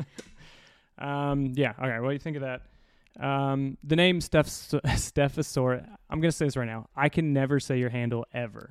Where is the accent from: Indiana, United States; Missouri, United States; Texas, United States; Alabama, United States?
Indiana, United States; moved away; Indiana, white trash